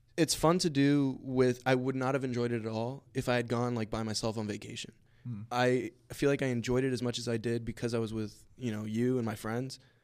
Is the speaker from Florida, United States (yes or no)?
yes; Florida, United States; I'm from Florida originally